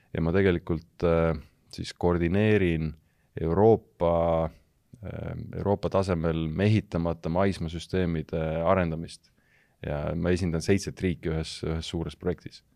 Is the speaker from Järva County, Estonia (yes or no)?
no; Elva, Tartu County, Estonia; ma olen pärit Elvast, Elva gümnaasiumist